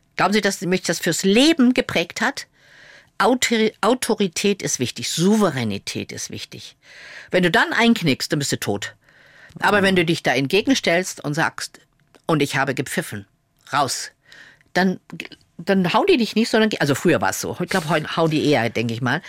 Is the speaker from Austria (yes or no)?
no; Lower Saxony, Germany; moved away as an adult; also born or lived in Munich; in der Schaumburger Zeitung veröffentlicht, also in meiner Heimatzeitung. Ich komme ja aus Niedersachsen.